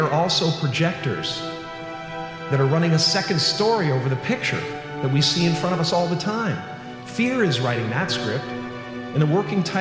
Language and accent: English; Canada; You know, I'm a Canadian American, and I'm this, and I'm that, and I'm a Catholic, and I'm